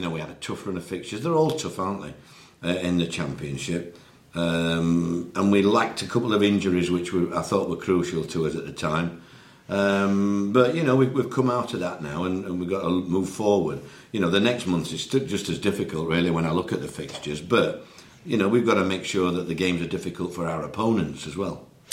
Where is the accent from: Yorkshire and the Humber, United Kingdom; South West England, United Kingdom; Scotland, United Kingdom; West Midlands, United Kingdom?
Yorkshire and the Humber, United Kingdom; as a Yorkshireman